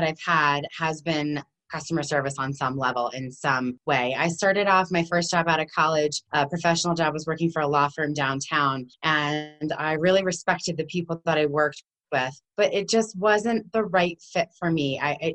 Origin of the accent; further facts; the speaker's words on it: New Jersey, United States; now in Colorado, United States; we are all born and raised in New Jersey